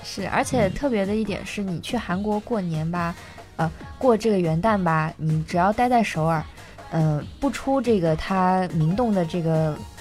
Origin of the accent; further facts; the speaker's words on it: Shanghai, China; accent: Shanghai; 我说，“上海人。”